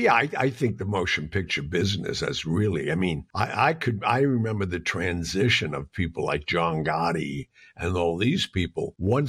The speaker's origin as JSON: {"language": "English", "region": "New York", "country": "United States", "tie": "born or raised there", "said": "I was from Mulberry Street"}